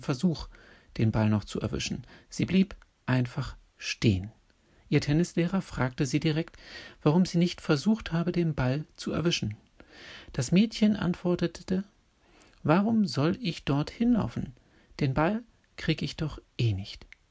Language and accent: German; Berlin, Germany; in Berlin, meiner Geburtsstadt, in der ich aufgewachsen und zur Schule gegangen bin